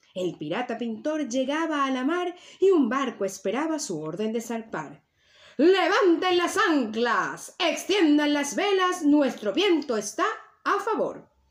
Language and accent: Spanish; Venezuela; now in Tenerife, Spain; Y mi tierra natal es Venezuela, pero mi tierra ancestral es las Islas Canarias y es donde actualmente vivo